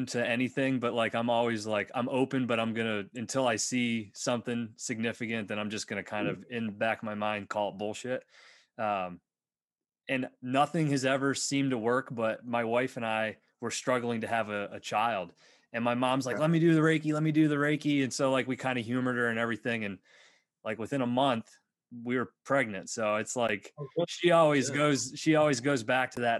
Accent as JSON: {"language": "English", "region": "East Coast", "country": "United States", "said": "we're all from the East Coast"}